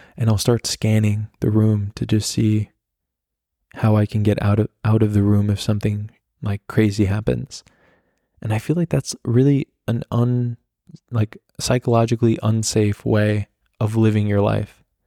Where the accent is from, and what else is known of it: the Hamptons, New York, United States; born or raised there; now in Germany